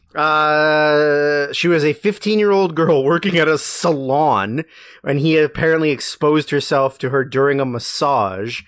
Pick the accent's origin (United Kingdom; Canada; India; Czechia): Canada; also born or lived in Vancouver; growing up in Canada, which is wild, considering we live in Canada